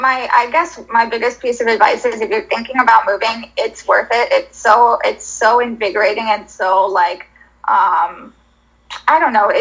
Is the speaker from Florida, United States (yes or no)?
yes; Florida, United States; now in Philadelphia, United States; I'm originally from Florida.